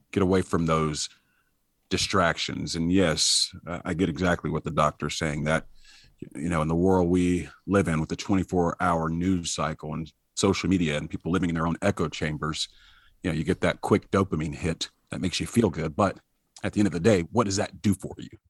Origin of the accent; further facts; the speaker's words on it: Troy, Alabama, United States; now in Georgia, United States; I was born in Troy, Alabama